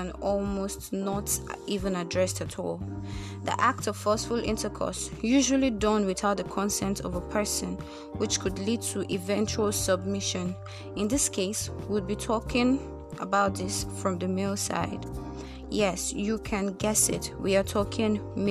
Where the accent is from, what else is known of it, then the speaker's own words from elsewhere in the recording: Nigeria; I am Nigerian